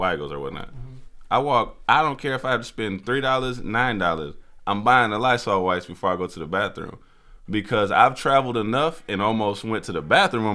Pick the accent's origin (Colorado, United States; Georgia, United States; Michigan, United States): Michigan, United States; Kalamazoo; moved away; I was born in Kalamazoo, Michigan